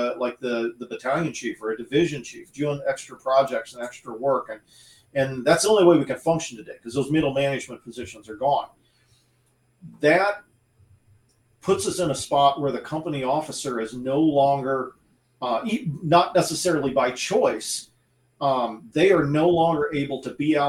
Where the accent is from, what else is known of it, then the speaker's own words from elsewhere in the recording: United States; I grew up in the Quad Cities